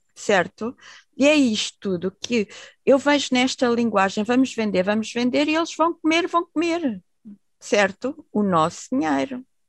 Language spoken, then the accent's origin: Portuguese; Portugal; moved away; also born or lived in Netherlands; eu nasci em Portugal